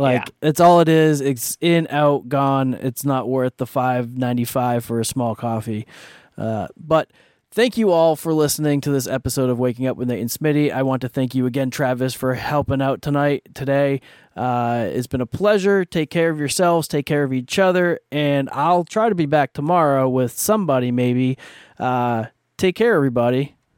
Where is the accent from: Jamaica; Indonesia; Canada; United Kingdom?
Canada; I'm Canadian